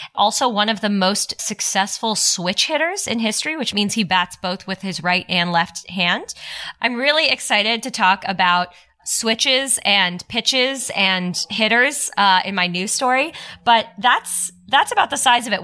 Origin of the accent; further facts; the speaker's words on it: Toronto, Ontario, Canada; I'm from Toronto.